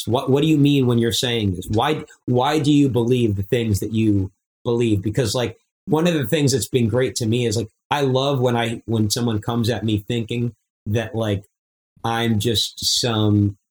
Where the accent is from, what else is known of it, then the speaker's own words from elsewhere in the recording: Long Island, New York, United States; growing up on Long Island myself